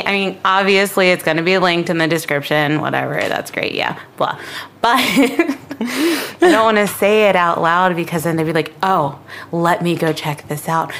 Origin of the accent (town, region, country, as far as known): Baltimore, Maryland, United States